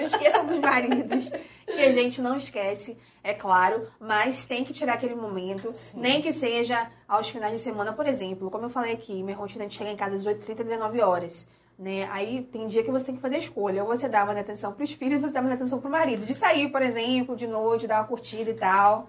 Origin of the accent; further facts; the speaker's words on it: Rio de Janeiro, Brazil; now in Valença, Brazil; eu sou carioca, a família é toda do Rio de Janeiro